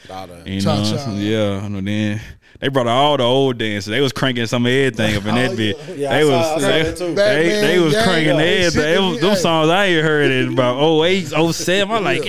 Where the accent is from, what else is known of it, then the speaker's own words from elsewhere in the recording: Memphis, Tennessee, United States; I'm from Memphis.